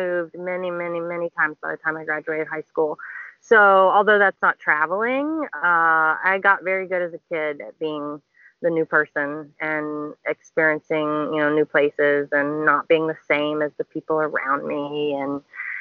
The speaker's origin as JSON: {"language": "English", "region": "Tennessee", "country": "United States", "tie": "born or raised there", "also_born_or_lived": "Uganda", "moved": "as an adult", "lives_now": "Philippines", "said": "I was born in Tennessee in the U.S."}